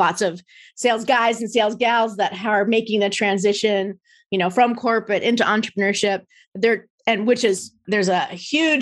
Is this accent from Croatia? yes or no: no; New Jersey, United States; now in Orange County, United States; I am a Jersey girl